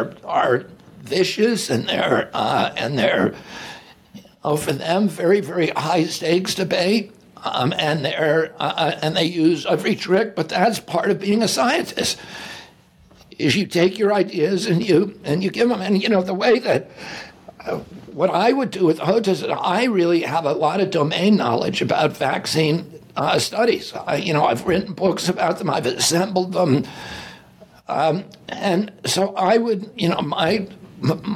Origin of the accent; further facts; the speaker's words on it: Virginia, United States; When I grew up in Virginia